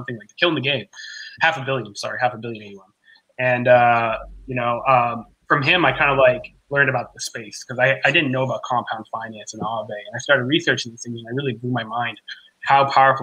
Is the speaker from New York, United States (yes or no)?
no; Maine, United States; now in Texas, United States; I'm from Maine originally, actually.